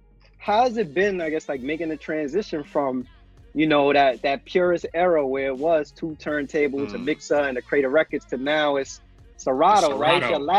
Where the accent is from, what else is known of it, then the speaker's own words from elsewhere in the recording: New York City, New York, United States; now in Connecticut, United States; I grew up in the Bronx, right? I grew up in the South Bronx.